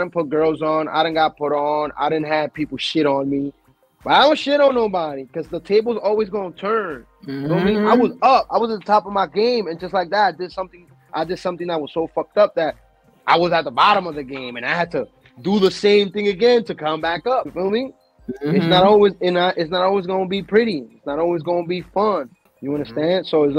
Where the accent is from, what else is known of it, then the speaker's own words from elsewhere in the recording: New York, United States; Because I'm from New York. New York is not known for porn unless it's LGBT.